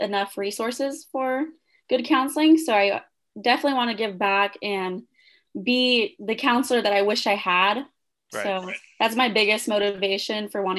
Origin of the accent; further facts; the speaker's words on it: Kern County, California, United States; since I grew up in Kern County, I wanted to come back to CSUB